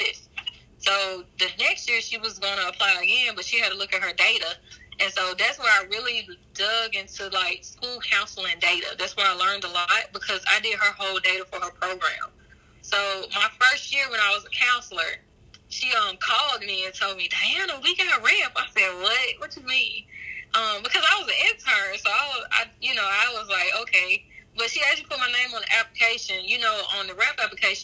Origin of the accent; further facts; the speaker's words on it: Terry, Mississippi, United States; accent: deep southern; moved away as an adult; also born or lived in Alabama; now in Georgia, United States; I'm from Mississippi. So the small town called Terry, Mississippi, about 15 minutes south of Jackson, Mississippi, the state capital. And I have a very deep southern accent.